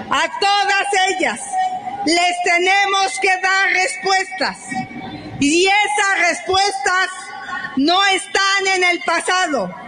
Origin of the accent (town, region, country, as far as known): Mexico